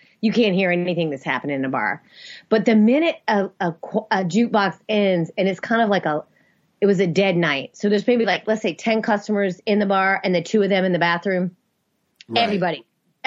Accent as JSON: {"language": "English", "region": "the South", "country": "United States", "tie": "born or raised there", "said": "I grew up in the South."}